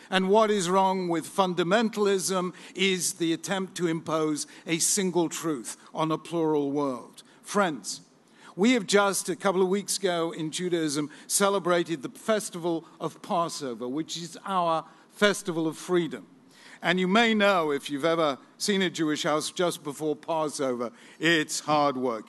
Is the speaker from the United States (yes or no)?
no; England, United Kingdom; as an Englishman